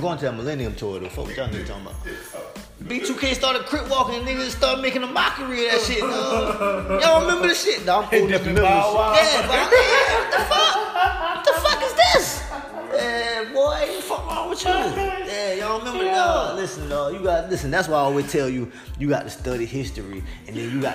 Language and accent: English; South Carolina, United States; I'm from South Carolina